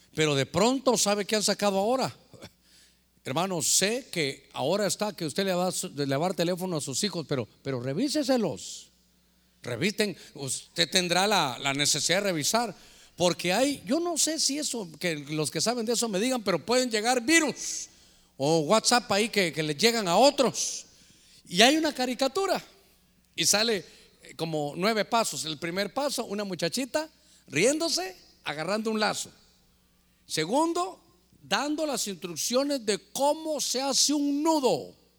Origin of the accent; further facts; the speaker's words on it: Guatemala; moved away; allá en mi tierra, en Guatemala